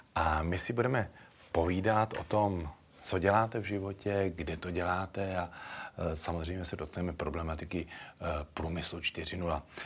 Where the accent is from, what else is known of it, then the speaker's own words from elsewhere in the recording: Plzeň, Plzeň Region, Czechia; Já jsem mimochodem Plzeňák narozený